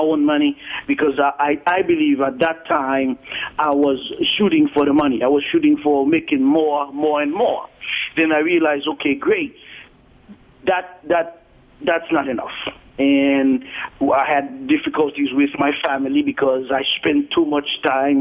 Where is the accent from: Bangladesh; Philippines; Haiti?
Haiti; moved away as an adult; now in Miami, United States; I was born in Haiti, and I came at the age of 18, 19 here in the state, in the United States.